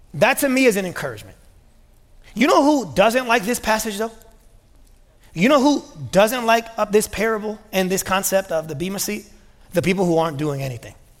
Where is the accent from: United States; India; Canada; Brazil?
United States; being American